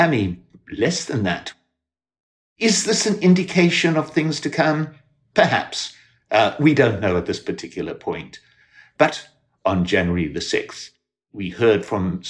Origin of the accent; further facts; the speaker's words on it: South Africa; now in United States; when I was a young kid growing up in South Africa under an apartheid administration